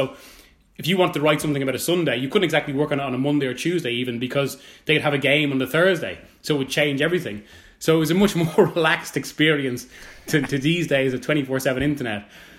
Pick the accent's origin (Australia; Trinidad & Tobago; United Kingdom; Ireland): Ireland; Dublin, Leinster; moved away; My mum's from Navarra. But I grew up in Dublin and I studied journalism in Dublin.